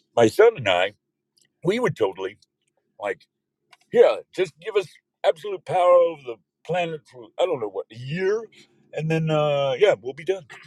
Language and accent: English; Odessa, Texas, United States; now in California, United States; We were born and raised in West Texas, Odessa, Texas, actually